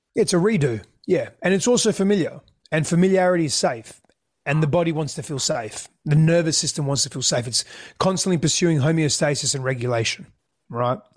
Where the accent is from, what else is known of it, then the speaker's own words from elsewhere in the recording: Australia; first language Greek; English is a second language; also born or lived in Greece; My first language was Greek. I couldn't speak English when we came back to Australia